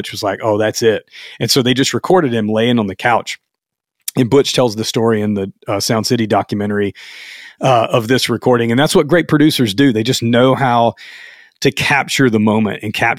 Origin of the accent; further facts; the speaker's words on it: Louisiana, United States; now in Atlanta, United States; I'm from Louisiana